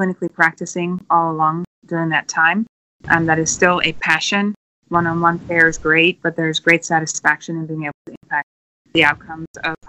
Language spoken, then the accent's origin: English; Netherlands; moved away; also born or lived in New Zealand; I'm originally from Holland